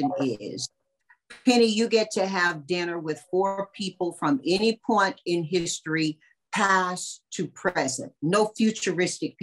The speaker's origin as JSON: {"language": "English", "region": "North Carolina", "country": "United States", "tie": "born or raised there", "said": "I grew up in North Carolina"}